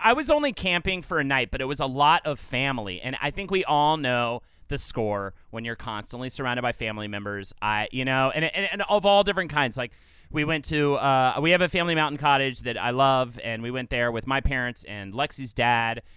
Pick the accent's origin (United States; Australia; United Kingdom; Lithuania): United States; the South, Southern United States; accent: Southern; my Southern accent